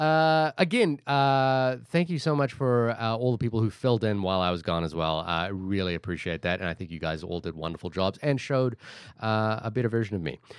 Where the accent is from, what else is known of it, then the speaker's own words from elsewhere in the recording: Fiji; moved away; I grew up in Fiji